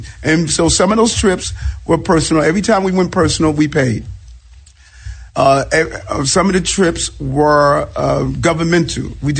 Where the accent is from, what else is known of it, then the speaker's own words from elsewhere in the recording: New York City, New York, United States; I'm a kid from South Jamaica, Queens.